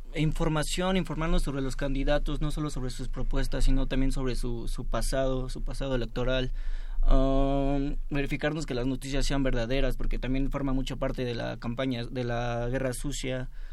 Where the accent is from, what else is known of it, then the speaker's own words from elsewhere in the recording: Mexico; todos nosotros como mexicanos, como jóvenes